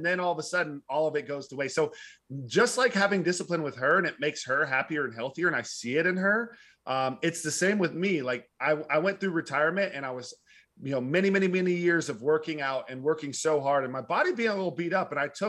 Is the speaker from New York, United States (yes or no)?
no; Arlington, Texas, United States; also born or lived in Fort Worth; So I grew, Texas. I was born in Fort Worth. I grew up in Arlington and I moved like 12 times as a kid.